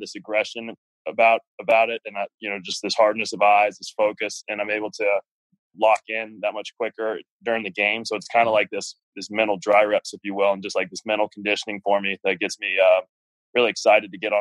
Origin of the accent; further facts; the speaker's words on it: Cincinnati, Ohio, United States; also born or lived in Chicago, Illinois; I'm originally from Cincinnati, Ohio. Wasn't born there. I was born in Chicago, moved all over the country for my first 8 years of life, but then we settled here